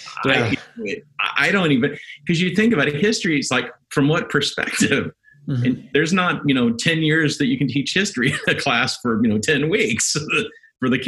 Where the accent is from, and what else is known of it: United States